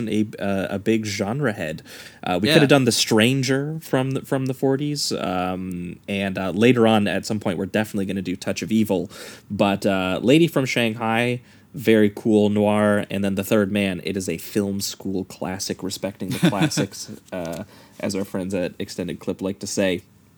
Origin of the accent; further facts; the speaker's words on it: Canada; as good Canadian boys, we felt a little ashamed of ourselves.